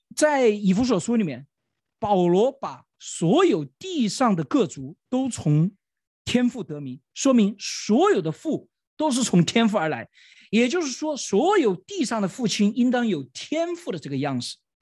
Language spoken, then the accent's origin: Chinese; China; 我们中国人